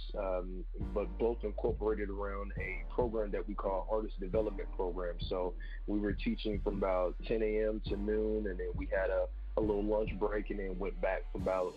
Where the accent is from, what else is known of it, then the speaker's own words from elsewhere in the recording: Cincinnati, Ohio, United States; now in Columbus, United States; I'm from Cincinnati, Ohio, but I moved here to Columbus, Ohio to focus on music